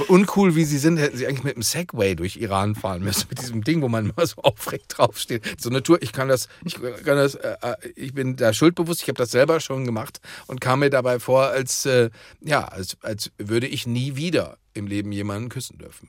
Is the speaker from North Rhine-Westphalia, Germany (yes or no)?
yes; Dortmund, North Rhine-Westphalia, Germany; meiner Heimatstadt Dortmund